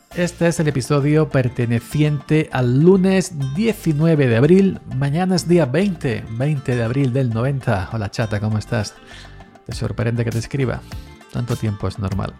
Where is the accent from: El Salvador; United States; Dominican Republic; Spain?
Spain; Andalusia; yo soy andaluz